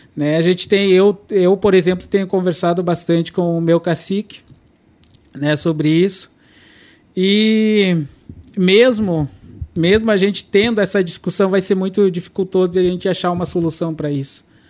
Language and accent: Portuguese; Brazil; first language Kaingang; Portuguese is a second language; moved away; eu nasci na aldeia indígena Petcur, né, que é que é uma aldeia indígena Caigang